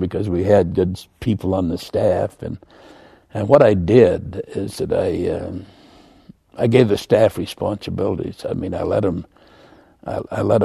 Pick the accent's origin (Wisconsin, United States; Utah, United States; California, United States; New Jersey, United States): Utah, United States; Orem; I grew up out in Orem, one of 14 children